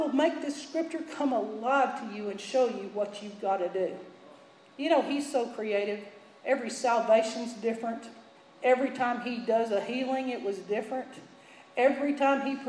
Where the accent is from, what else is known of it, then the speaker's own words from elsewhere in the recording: Texas, United States; I was from Texas